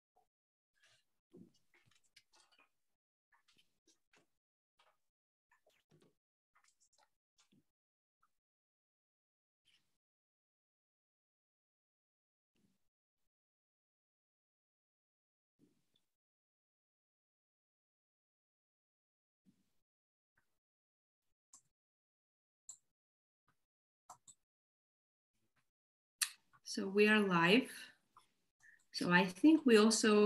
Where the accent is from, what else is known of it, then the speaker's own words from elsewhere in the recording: Georgia; I'm from Georgia, Caucasus region